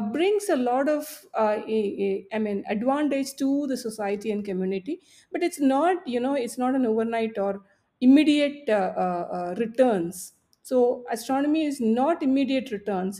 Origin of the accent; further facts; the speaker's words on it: Palakkad, Kerala, India; I was growing up in Palakkad